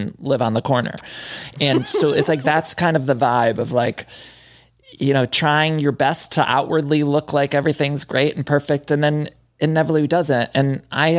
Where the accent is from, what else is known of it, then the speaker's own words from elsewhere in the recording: Midwest, United States; growing up in the Midwest